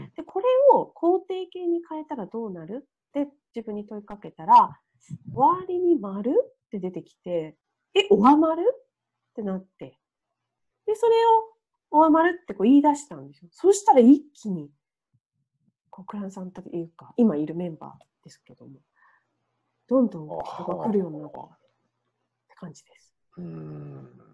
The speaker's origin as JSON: {"language": "Japanese", "region": "Niigata", "country": "Japan", "tie": "born or raised there", "moved": "yes", "said": "私の実家新潟で離れている"}